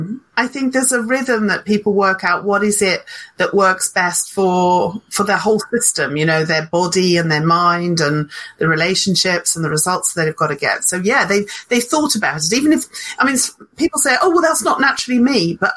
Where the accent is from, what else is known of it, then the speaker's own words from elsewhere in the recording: Zimbabwe; now in Hertfordshire, United Kingdom; although I was born and brought up in Zimbabwe. So I am powered by sunshine.